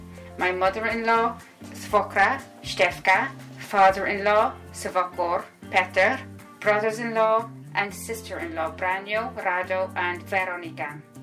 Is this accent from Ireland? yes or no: yes; Cork, Munster, Ireland; also born or lived in Bratislava, Slovakia / Trnava, Slovakia; I am Petra's mom. I'm Irish. Yasum Irka, from Cork. I moved to Slovakia in 2010 and lived there for 8 years. I lived in two Slovak cities, Bratislava and Trnava.